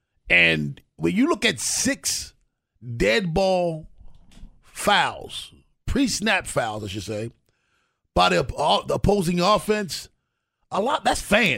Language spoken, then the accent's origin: English; Baltimore, Maryland, United States; the area that I grew up in West Baltimore is one of those areas.